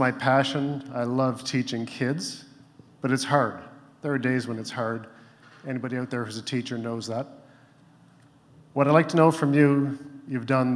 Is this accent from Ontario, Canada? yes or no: no; Prince Edward Island, Canada; I'm from Prince Edward Island